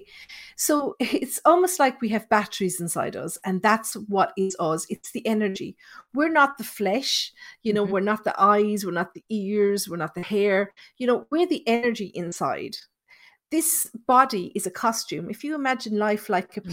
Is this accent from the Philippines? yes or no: no; Thurles, Munster, Ireland; I'm from Tipperary, and the town where I grew up, it's called Thurles.